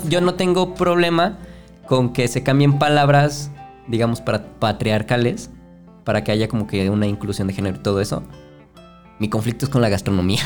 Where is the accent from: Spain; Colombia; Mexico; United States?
Mexico; nosotros como mexicanos